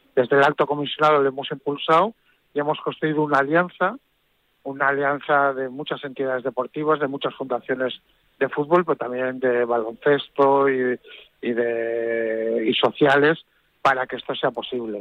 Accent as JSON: {"language": "Spanish", "town": "San Sebastián", "region": "Basque Country", "country": "Spain", "said": "como soy donostiarra, muy de la Real Sociedad. Desde que era pequeño"}